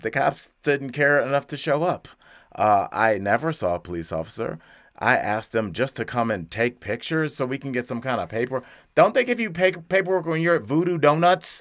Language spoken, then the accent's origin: English; Cleveland, Ohio, United States; now in Denver, United States; my hometown, Cleveland, Ohio